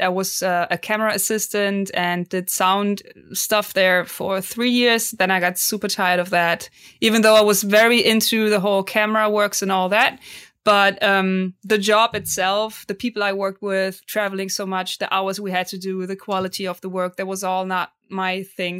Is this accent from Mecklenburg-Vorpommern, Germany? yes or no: no; Cologne, North Rhine-Westphalia, Germany; English is a second language; I'm from Cologne, Germany